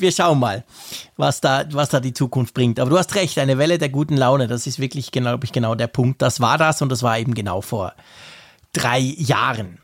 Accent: Switzerland; wir als Schweizer

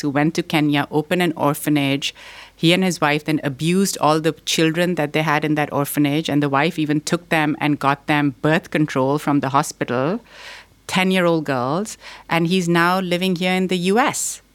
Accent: Pakistan; also born or lived in Boston, United States; now in United States; I was born here in Boston, but I grew up in Pakistan.

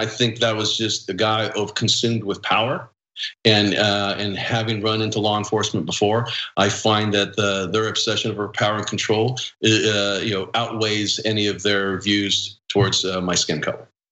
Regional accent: California, United States; coming from California

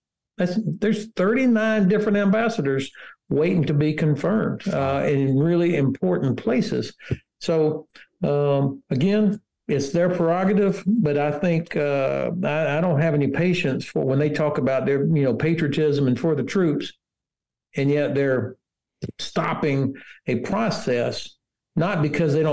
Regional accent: Florida, United States; moved away as an adult; now in Frankfurt, Germany; my home state of Florida

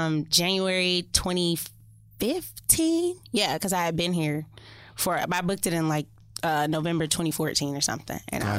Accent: College Park, Georgia, United States; moved away as an adult; also born or lived in Colorado; born and raised in College Park, Georgia.

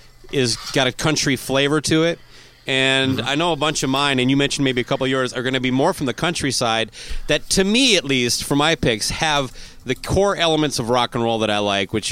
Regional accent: Owatonna, Minnesota, United States; Owatonna, Minnesota, my hometown.

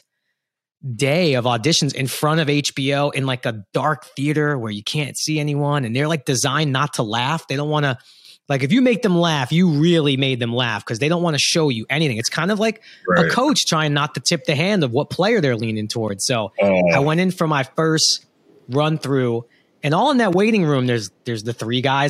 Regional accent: New York City, New York, United States; I'm from Brooklyn. I'm not actually from Queens

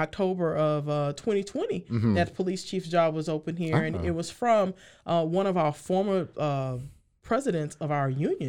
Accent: Houston, Texas, United States; now in Waco, United States; I grew up in Sunnyside. If you look at Sunnyside right now in Houston, for the past several years, it's been on the top 10 list for one of the most dangerous neighborhoods.

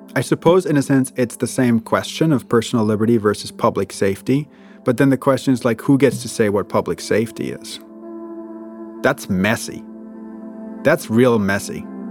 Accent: Germany; moved away; I'm from Germany.

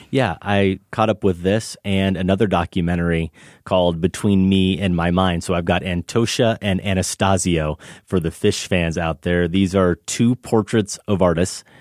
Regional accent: United States; I'm American

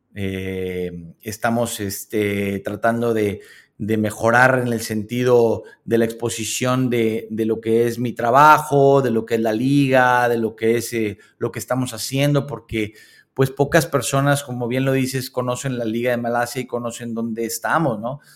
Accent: Mexico; moved away as an adult; now in Malaysia; México me parece que, a pesar de que es mi país y es donde yo me desarrollé

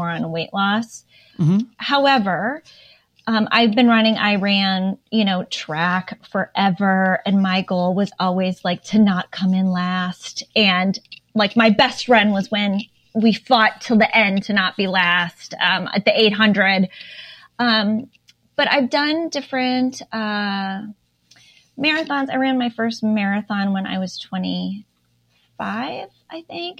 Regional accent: Minnesota, United States; now in Indiana, United States; I feel like I'm from Minnesota

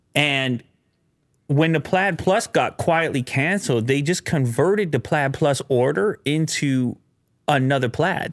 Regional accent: Canada; being a Canadian in the media business

